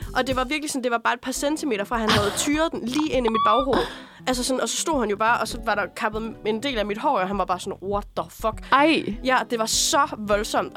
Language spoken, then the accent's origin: Danish; Aalborg, North Denmark Region, Denmark; moved away; nu er jeg jo også fra Jylland, fra Aalborg